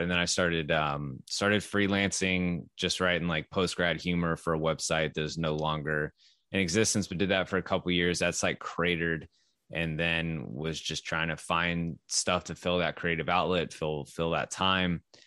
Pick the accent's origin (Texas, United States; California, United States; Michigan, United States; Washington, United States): Texas, United States; I grew up in Texas, or I moved to Texas when I was eleven